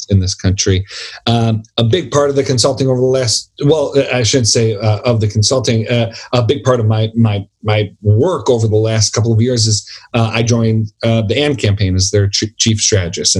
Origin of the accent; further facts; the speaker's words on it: Buffalo, New York, United States; I'm from Buffalo, New York